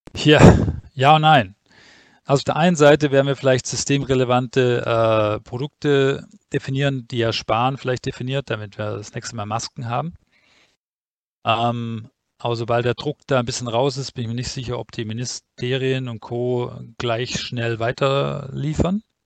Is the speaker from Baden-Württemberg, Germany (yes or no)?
yes; Stuttgart, Baden-Württemberg, Germany; ich komme ja offensichtlich aus Stuttgart